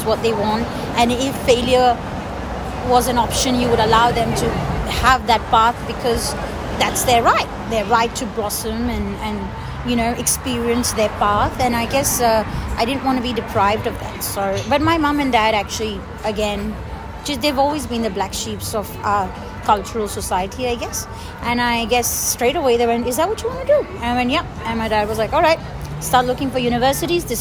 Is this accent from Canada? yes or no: no; Dubai, United Arab Emirates; moved away as an adult; now in Australia; I'm from Dubai, I don't need to stay here. I go back home